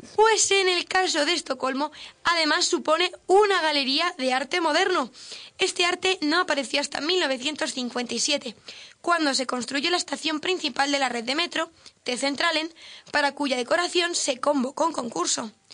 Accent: Spain; como española no, no concibo tener tan poquitas horas de sol.

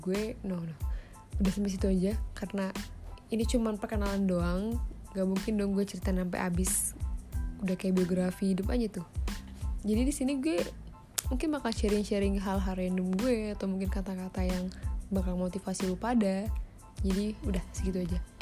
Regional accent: Batam, Riau Islands, Indonesia; Gue asal Batam

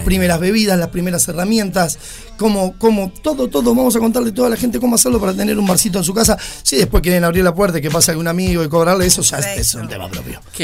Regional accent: Uruguay; somos los uruguayos

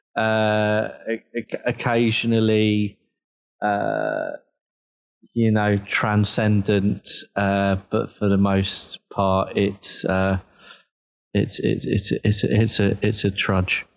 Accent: Southampton, South East England, United Kingdom; I was born and bred in Southampton

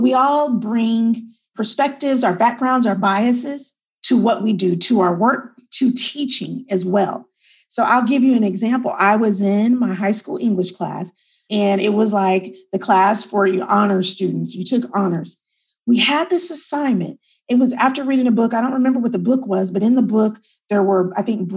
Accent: Texas, United States; also born or lived in El Paso, Texas / Germany; I'm a Texan and I was born in El Paso, Texas. But my dad was in the military. So then my first like 5 years, I lived in Germany. And then we came back to the United States, came back to Texas. And like I said, I grew up in Texas

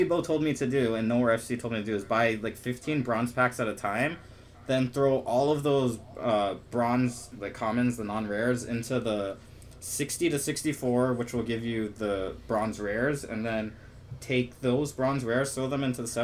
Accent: United States; we're American

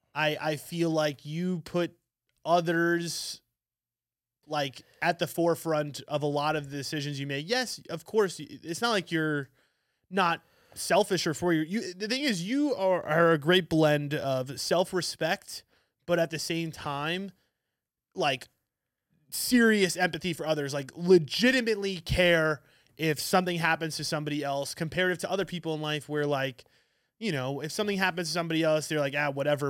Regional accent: New York City, New York, United States; I'm from Manhattan

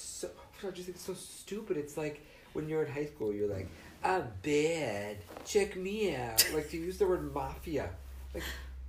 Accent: New York City, New York, United States; growing up in New York City.

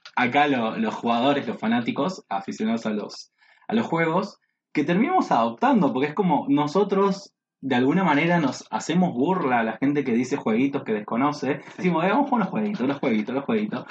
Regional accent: Buenos Aires, Argentina; yo realmente soy un porteño bastante trucho, porque mi, familia en particular no son de acá, eso quizás no lo sabías, mi viejo es correntino, mi mamá es entrerriana

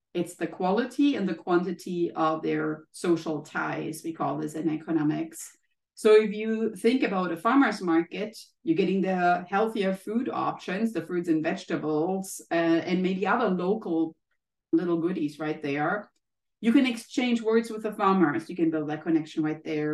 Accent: Germany; moved away as an adult; now in United States; i took the courage from germany to leave my home country and be in the united states

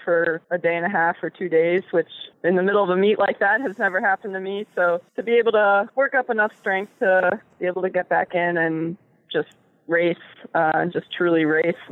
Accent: Montgomery County, Maryland, United States; growing up in Montgomery County, and I'll always consider it home.

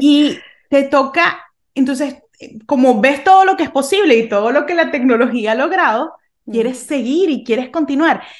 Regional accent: Venezuela; yo crecí en Venezuela en, en pues, los 90, 90, 2000

